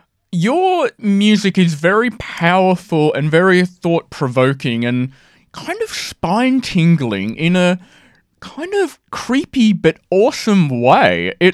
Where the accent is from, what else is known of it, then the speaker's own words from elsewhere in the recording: Sydney, New South Wales, Australia; I'm Sydney.